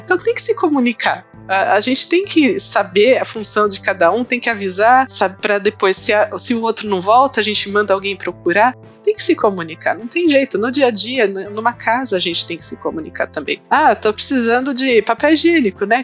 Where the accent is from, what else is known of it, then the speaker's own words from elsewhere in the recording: São Paulo, Brazil; eu sou aqui de São Paulo